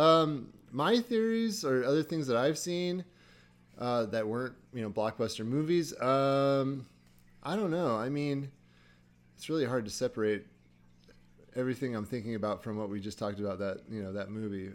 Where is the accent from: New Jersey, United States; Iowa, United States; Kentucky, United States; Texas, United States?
Iowa, United States; I grew up and lived near the Mississippi, you know, in Iowa